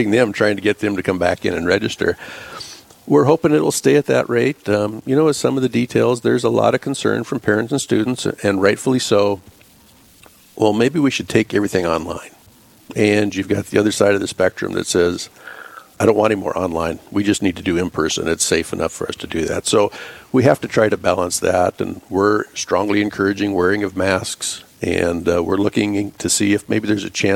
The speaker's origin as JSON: {"language": "English", "region": "South Dakota", "country": "United States", "tie": "born or raised there", "also_born_or_lived": "Draper, South Dakota / Fort Pierre, South Dakota / Cedar Rapids, Iowa / St. Cloud, Minnesota", "moved": "as an adult", "lives_now": "Rapid City, United States", "said": "I grew up in South Dakota. I was born and raised the first probably 10 years in Draper, South Dakota. And then we moved to Fort Pierre after"}